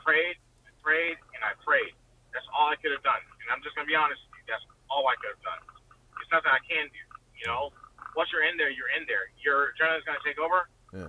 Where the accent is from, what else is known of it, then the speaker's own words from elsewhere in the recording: Richmond, Virginia, United States; I was born and raised in Richmond, Virginia.